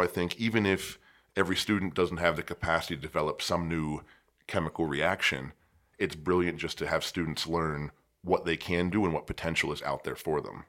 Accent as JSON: {"language": "English", "area": "about an hour east of Pittsburgh", "region": "Pennsylvania", "country": "United States", "tie": "born or raised there", "moved": "as an adult", "lives_now": "Phoenix, United States", "said": "I was born in Pittsburgh, and I grew up about an hour to the east of it."}